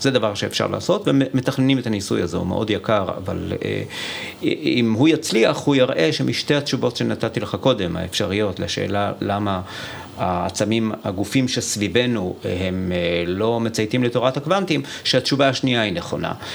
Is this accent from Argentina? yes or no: no; Iran; now in Israel; נולדתי באיראן